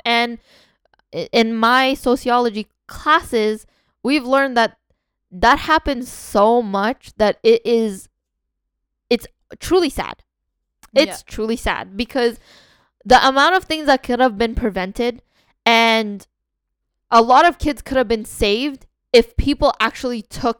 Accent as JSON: {"language": "English", "country": "Canada", "said": "We're from Canada, we didn't even"}